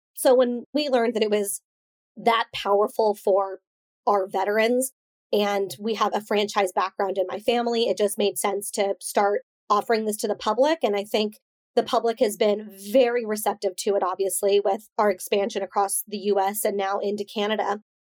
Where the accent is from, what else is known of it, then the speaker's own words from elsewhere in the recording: Coronado, California, United States; being raised in Coronado, you're constantly surrounded by, you know, Navy SEALs training